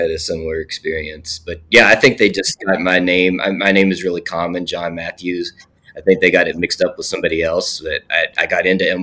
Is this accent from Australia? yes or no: no; Alum Creek, West Virginia, United States; set in my hometown of Alum Creek, West Virginia.